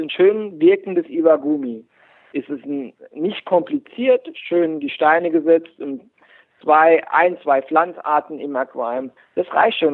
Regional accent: Heltersberg, Rhineland-Palatinate, Germany; ich komme aus Heltersberg, das ist mitten im Pfälzerwald, bei, in der Nähe von Kaiserslautern

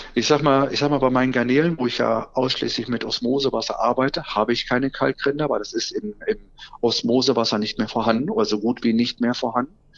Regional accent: Soester Börde, North Rhine-Westphalia, Germany; moved away as an adult; now in Solingen, Germany; gebürtig komme ich eigentlich aus der Soester Börde, aber mich findet man mittlerweile seit 18 Jahren in Solingen

